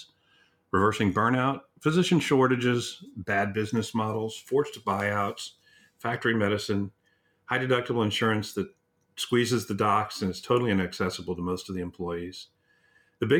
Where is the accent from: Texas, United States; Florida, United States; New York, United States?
Texas, United States; San Antonio; San Antonio, Texas, my hometown